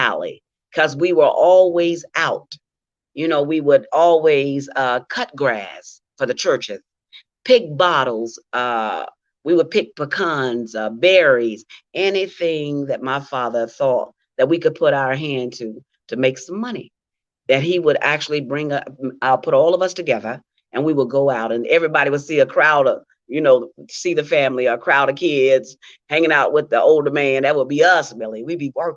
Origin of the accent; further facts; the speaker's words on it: Caruthersville, Missouri, United States; now in Memphis, United States; I'm from Caruthersville, Missouri, and that is like an hour and a half away from Memphis